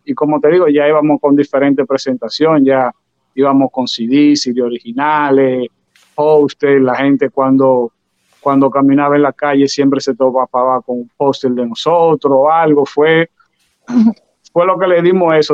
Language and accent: Spanish; Santo Domingo, Dominican Republic; moved away; also born or lived in New York; yo nací en Santo Domingo, pero de que, de que vine la primera vez a Nueva York